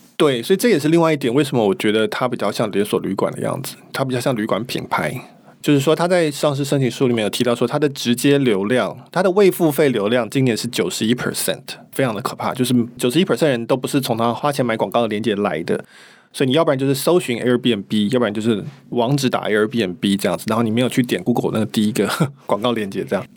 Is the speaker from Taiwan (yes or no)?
yes; Taiwan; 我们台湾人